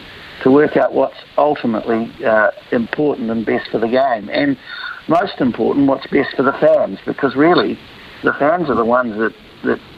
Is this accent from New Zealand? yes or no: yes; New Zealand; as a Kiwi